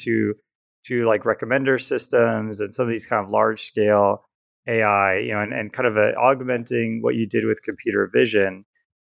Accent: Southeast, United States; now in California, United States; Patrick and I grew up on the East Coast, or I guess maybe you'd call it the South. I mean, Southeast

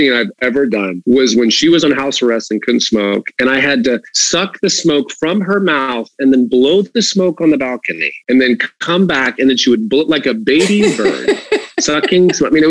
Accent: the South, United States; I grew up in the South where, football was pretty much a religion.

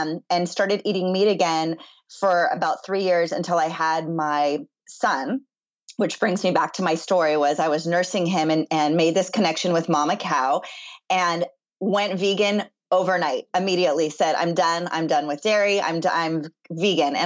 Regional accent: Los Angeles, California, United States; also born or lived in Chicago; I'm in Los Angeles, born and raised

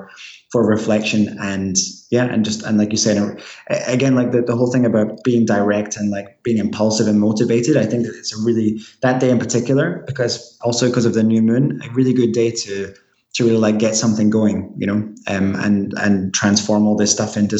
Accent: Glasgow, Scotland, United Kingdom; And actually, people in Glasgow, where I'm from, by the way, if there's any other Scottish people listening to this podcast, say hello, because that'd be awesome.

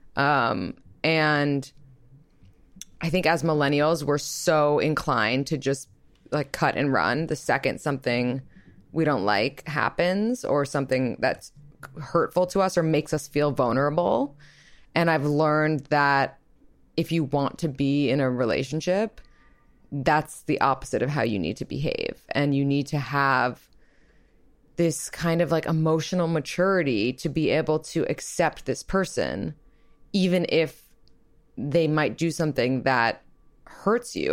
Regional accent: New York, United States; I'm also from New York, and I'm twenty-eight

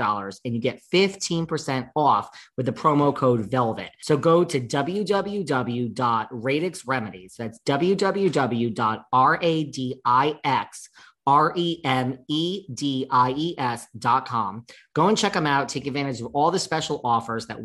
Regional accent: New York, United States; I'm a New Yorker.

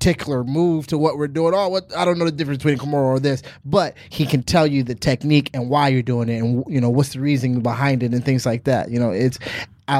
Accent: Virginia, United States; moved away; to Virginia to talk to the troops, you know, my hometown

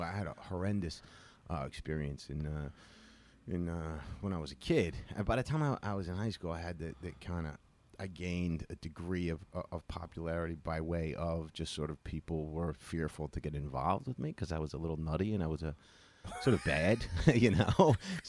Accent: New Jersey, United States; Jersey originally.

